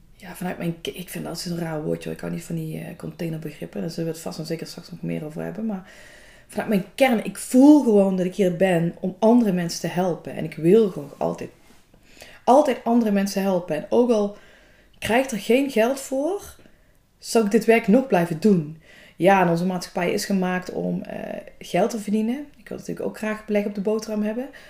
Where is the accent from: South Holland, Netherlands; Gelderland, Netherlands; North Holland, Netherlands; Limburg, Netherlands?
Limburg, Netherlands; Valkenburg; also born or lived in Hulsberg; Vlakbij Valkenburg, waar ik vandaan kom